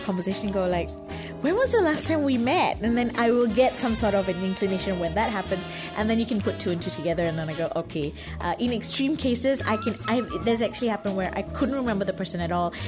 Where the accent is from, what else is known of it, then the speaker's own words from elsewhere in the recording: Malaysia; also born or lived in Singapore; I'm Malaysian.